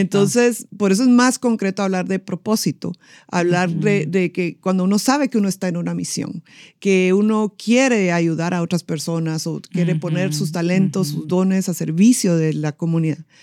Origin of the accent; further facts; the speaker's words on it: Guatemala; yo soy guatemalteca